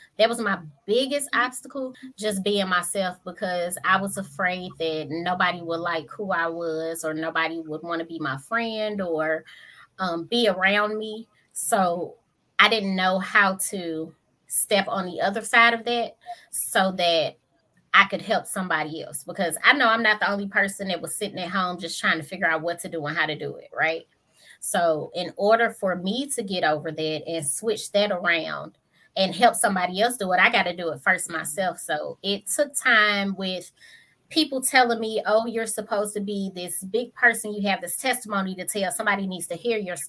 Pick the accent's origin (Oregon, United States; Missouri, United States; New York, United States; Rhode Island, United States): Missouri, United States; St. Louis